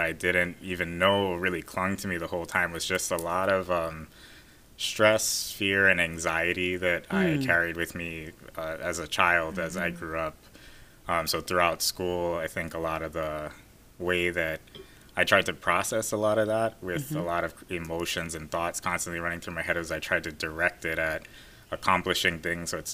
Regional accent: Oahu, Hawaii, United States; I was born and raised here in Oahu.

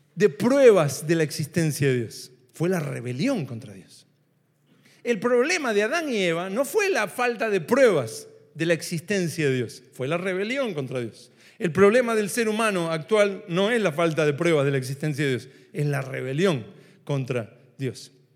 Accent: Argentina

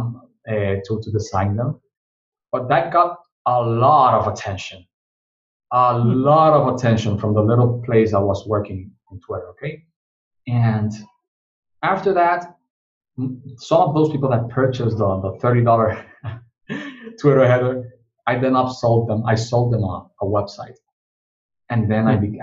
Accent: Dominican Republic; I'm from the Dominican Republic

